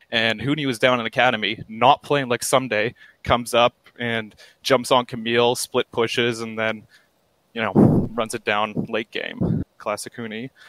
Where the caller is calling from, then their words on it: Vancouver, British Columbia, Canada; Vancouver, Canada.